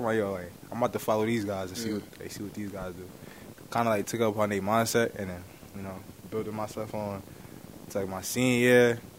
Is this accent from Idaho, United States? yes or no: no; Irvington, New Jersey, United States; I was raised in Irvington